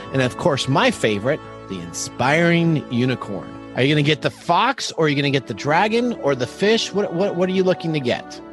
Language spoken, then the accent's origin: English; Seattle, Washington, United States; I grew up in the Seattle area